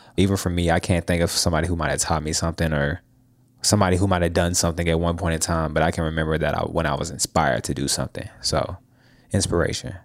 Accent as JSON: {"language": "English", "town": "Jackson", "region": "Tennessee", "country": "United States", "moved": "yes", "lives_now": "Nashville, United States", "said": "I'm from Jackson, Tennessee"}